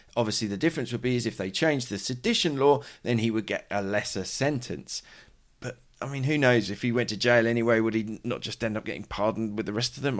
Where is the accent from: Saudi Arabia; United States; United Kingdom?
United Kingdom; now in Madrid, Spain; I'm a British journalist